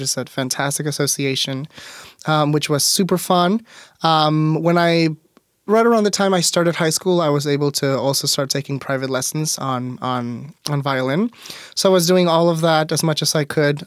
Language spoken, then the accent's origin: English; Mexico; also born or lived in Auburn, Washington; now in Tacoma, United States; growing up in Mexico, I went to private schools my whole life